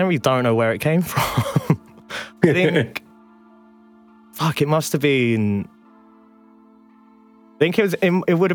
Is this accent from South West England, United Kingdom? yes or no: yes; village near Cheltenham, South West England, United Kingdom; Literally in the ass end of nowhere. So it's like really beautiful little village in like half hour drive out of Cheltenham